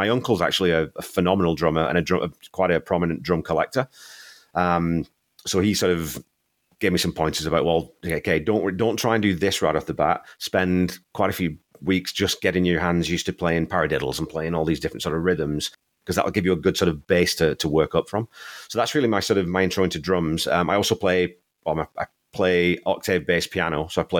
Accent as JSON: {"language": "English", "region": "England", "country": "United Kingdom", "said": "Even though I'm a Northerner, and he was a Conservative MP."}